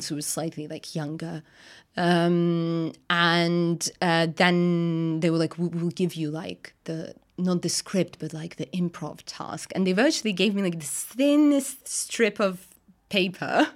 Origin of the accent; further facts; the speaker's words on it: Russia; English is a second language; moved away as an adult; now in London, United Kingdom; I'm from Russia